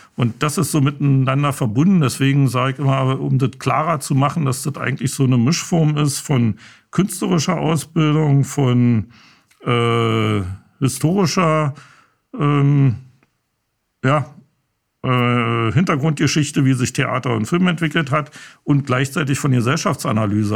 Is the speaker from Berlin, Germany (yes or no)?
yes; Berlin, Germany; Ich bestehe immer auf Ostberliner, weil doch schon ein kleiner Unterschied ist